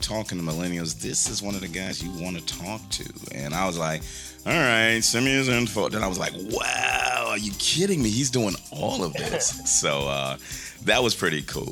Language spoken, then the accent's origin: English; New York, United States; moved away; I'm originally a New Yorker